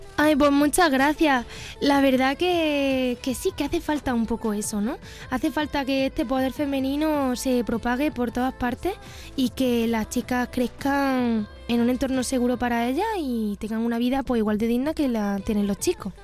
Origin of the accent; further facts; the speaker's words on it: Pozoblanco, Andalusia, Spain; soy una persona andaluza, nacida y crecida en Pozo Blanco, Córdoba